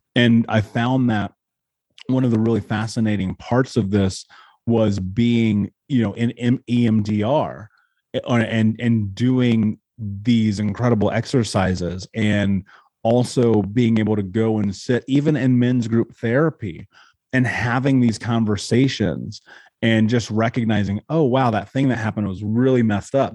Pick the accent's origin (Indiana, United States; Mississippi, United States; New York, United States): Indiana, United States; growing up in Indiana, for one, which is an incredibly racist place